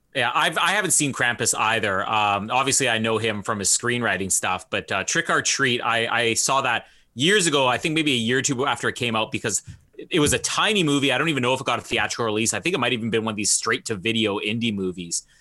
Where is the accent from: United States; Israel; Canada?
Canada; I'm from Canada